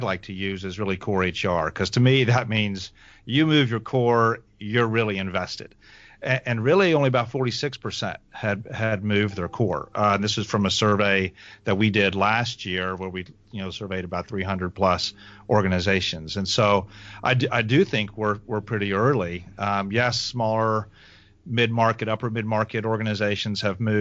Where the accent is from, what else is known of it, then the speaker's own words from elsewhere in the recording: Alabama, United States; accent: southern; now in Atlanta, United States; I grew up actually in Alabama, but I have I've got parents from Ohio, so I've got some Yankee in me